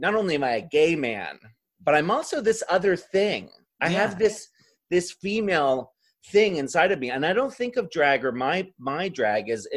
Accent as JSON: {"language": "English", "town": "Ocean City", "region": "Maryland", "country": "United States", "tie": "born or raised there", "said": "the Morbid Manor that was at the end of the boardwalk where we grew up in Ocean City, Maryland"}